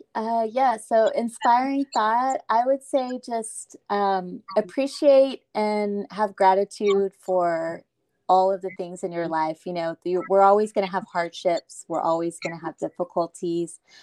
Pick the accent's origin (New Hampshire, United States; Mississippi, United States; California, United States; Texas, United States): Texas, United States; Austin; I am from Austin